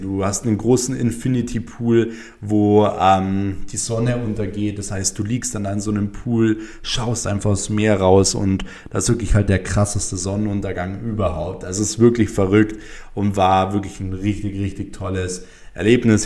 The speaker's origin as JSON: {"language": "German", "country": "Germany", "said": "bei uns in Deutschland"}